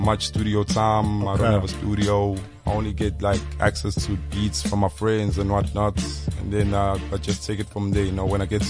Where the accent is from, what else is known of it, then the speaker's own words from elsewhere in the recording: Durban, KwaZulu-Natal, South Africa; moved away as an adult; I come from Durban